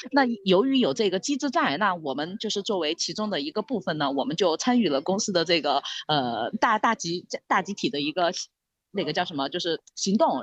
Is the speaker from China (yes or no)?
yes; Sichuan, China; 我们四川人叫打嗯。老壳